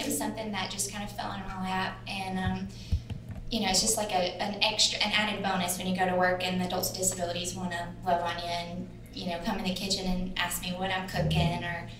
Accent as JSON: {"language": "English", "region": "Alabama", "country": "United States", "said": "So I am, if you probably can tell from my long vowels, I'm from Alabama."}